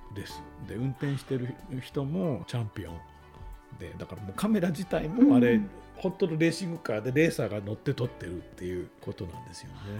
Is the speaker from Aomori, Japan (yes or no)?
yes; Hachinohe, Aomori, Japan; 僕自身もその青森の出身で、まあ、あの八戸なんですけどね